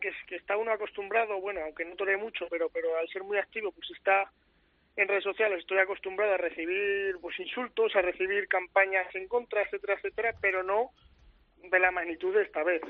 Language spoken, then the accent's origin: Spanish; Aragon, Spain; por mi zona